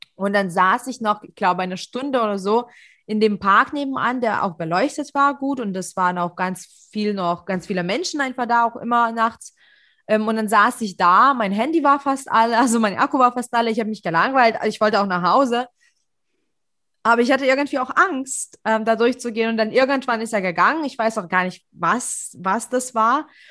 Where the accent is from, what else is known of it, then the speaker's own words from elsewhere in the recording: Leipzig, Saxony, Germany; ich fühle mich sicher in Leipzig und ich bin Leipziger